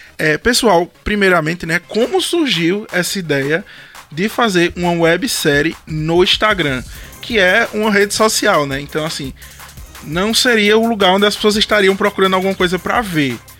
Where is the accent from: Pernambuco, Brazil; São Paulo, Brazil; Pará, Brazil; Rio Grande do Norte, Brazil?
Pernambuco, Brazil; Lagoa dos Gatos; eu sou de Lagoa dos Gatos e o pessoal da minha cidade comenta muito sobre Papo Pop. Porque, como eu sou de lá